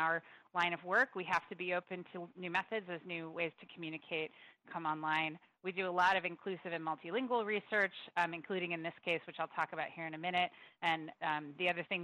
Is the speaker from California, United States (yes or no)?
yes; Santa Clara County, California, United States; I grew up in Santa Clara County as well, not in San Jose